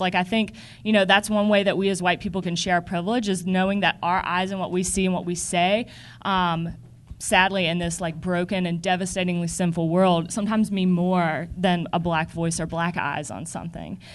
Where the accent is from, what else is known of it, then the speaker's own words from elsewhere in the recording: the South, United States; growing up in the South